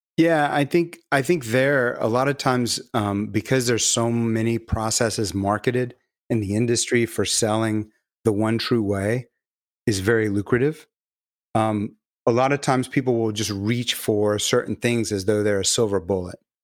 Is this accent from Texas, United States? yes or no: yes; Galveston, Texas, United States; I'm from Galveston